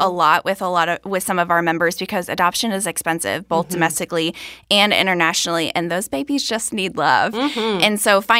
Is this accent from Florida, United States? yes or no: yes; Florida, United States; moved away; I'm from Florida